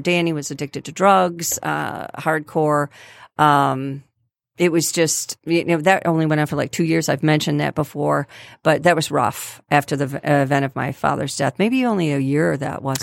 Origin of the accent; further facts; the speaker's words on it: Grosse Pointe, Michigan, United States; I was born and raised in Grosse Pointe.